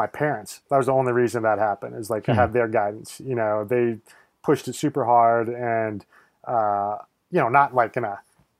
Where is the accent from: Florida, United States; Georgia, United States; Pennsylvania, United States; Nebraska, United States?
Nebraska, United States; I grew up in Nebraska, so like I didn't grow up in the mountains or anything, but my family would take trips out west to the national parks every summer.